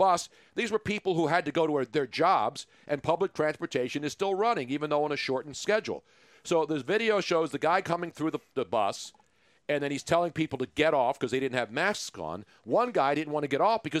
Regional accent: Philadelphia, Pennsylvania, United States; this city because it's my hometown.

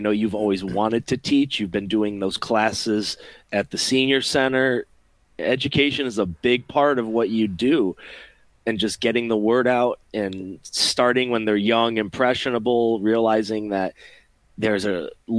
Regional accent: Rochester, New York, United States; moved away as an adult; now in Middletown, Ohio, United States; I was born and raised in Rochester, New York, and I'm proud of where I came from. While I have since moved to greener pastures and found happiness in the flyover states, I still have a certain fondness for the Flower City

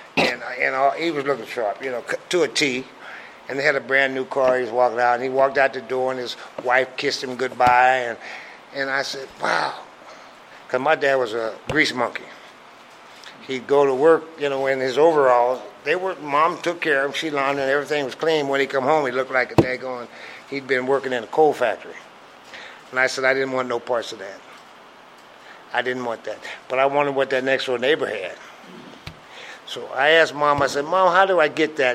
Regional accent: Grinnell, Iowa, United States; moved away as an adult; also born or lived in Omaha, Nebraska / Des Moines, Iowa / Detroit, Michigan; I grew up in Iowa. Well, let me put it this way: I was born in Grinnell, Iowa, and uh, we stayed there until I was about nine or ten.

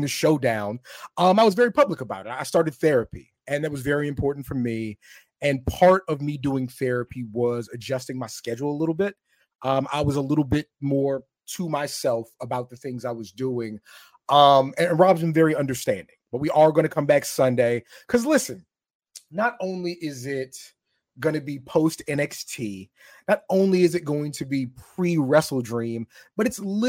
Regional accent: Camp Springs, Maryland, United States; I'm from Camp Springs, Maryland, is where I'm from.

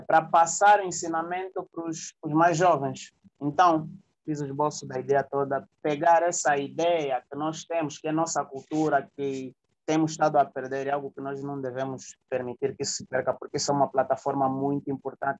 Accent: Luanda, Luanda Province, Angola; nasceu e cresceu aqui no Cazenga. Né? A minha mãe é zungueira e o meu pai é carpinteiro. Tu já deves imaginar né? um rapaz a crescer no Cazenga

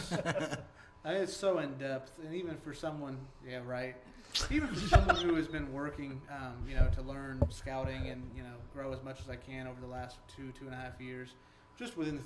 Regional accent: Indiana, United States; growing up in Indiana

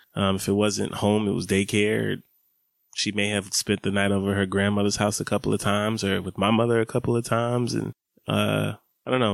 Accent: Atlanta, Georgia, United States; growing up in Atlanta, summers is hot.

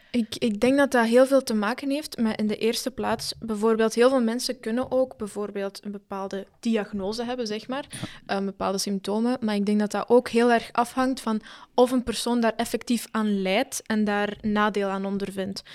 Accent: Argentina; now in Belgium; ik ben geboren in Argentinië

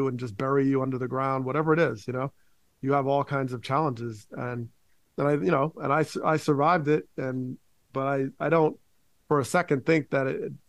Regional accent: Teaneck, New Jersey, United States; We had a diverse community, and it certainly, like, TNEC had its issues. We know there was a shooting that would have been national news as a teenager got shot by a police officer in my hometown

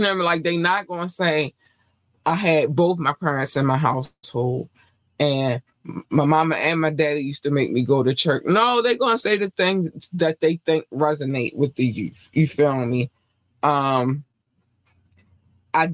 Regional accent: North Carolina, United States; born there; Like I said, I was born in North Carolina.

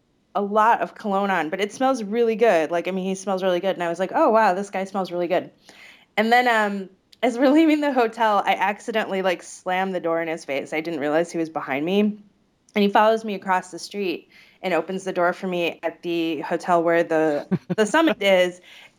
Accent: Illinois, United States; Well, I grew up near Chicago, so we don't have like the long vowels that we do there.

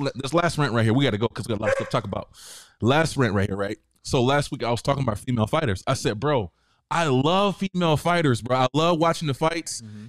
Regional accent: the South, United States; because I'm black and I'm from the South.

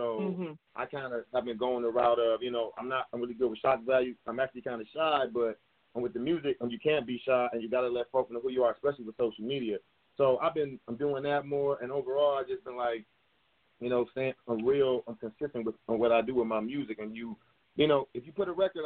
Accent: Detroit, Michigan, United States; I'm from Detroit, and I make rap music

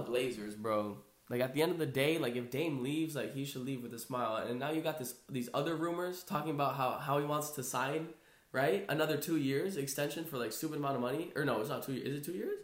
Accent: Brazil; I am Brazilian, right? I'm from Brazil.

